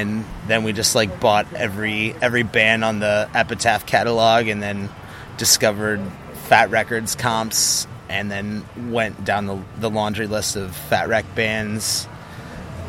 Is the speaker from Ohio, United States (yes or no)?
yes; Ohio, United States; born or raised there